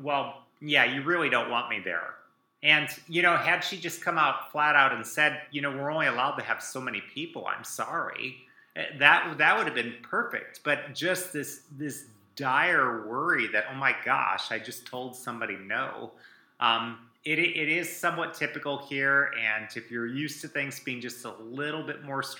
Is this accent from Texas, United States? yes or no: no; Iowa, United States; I grew up in Iowa